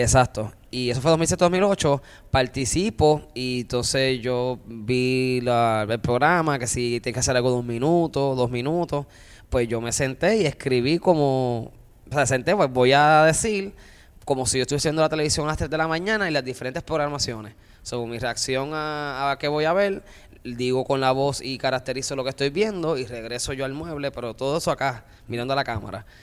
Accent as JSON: {"language": "Spanish", "town": "Río Grande", "country": "Puerto Rico", "tie": "born or raised there", "also_born_or_lived": "Luquillo, Puerto Rico", "said": "soy de Río Grande, pero criado también en Luquillo"}